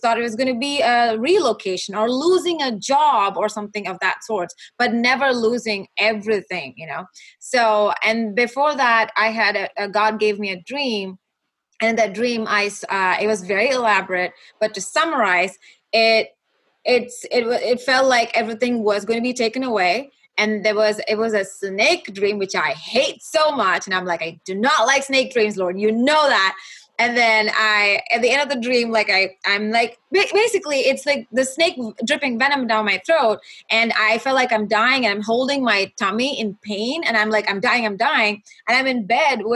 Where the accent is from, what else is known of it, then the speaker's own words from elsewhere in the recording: Kuwait; moved away as an adult; also born or lived in Dallas, United States; now in Los Angeles, United States; I was born and raised in Kuwait. And I moved from Kuwait to Dallas when my husband and I got married. And then we moved